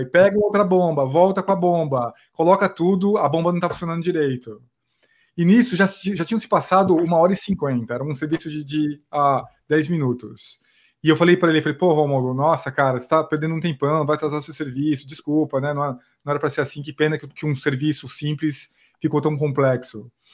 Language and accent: Portuguese; Osasco, São Paulo, Brazil; eu vim de Osasco, na verdade, eu, eu me criei lá em Osasco